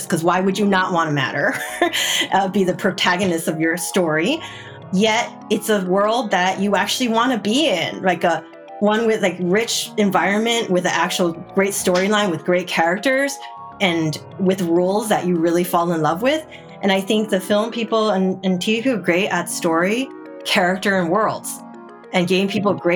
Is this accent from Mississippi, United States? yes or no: no; New Jersey, United States; now in California, United States; I grew up in the best state of the nation, which is New Jersey.